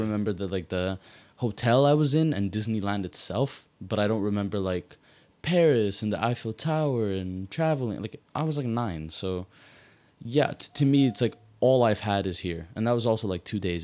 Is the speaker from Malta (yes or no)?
yes; Malta; I'm from Malta